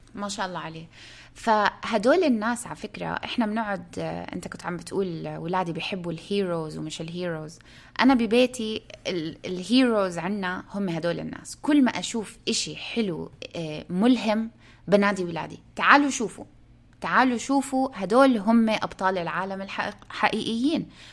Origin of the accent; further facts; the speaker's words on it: Palestine; moved away; الناس بيسالوني انت من وين بقول لهم انا من فلسطين